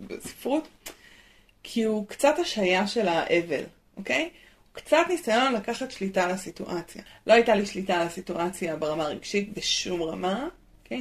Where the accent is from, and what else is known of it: Israel